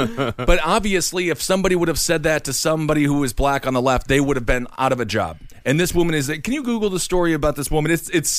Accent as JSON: {"language": "English", "region": "Wisconsin", "country": "United States", "said": "I'm from Wisconsin."}